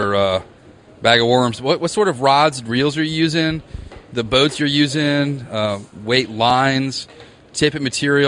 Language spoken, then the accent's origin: English; Virginia, United States; I grew up in Virginia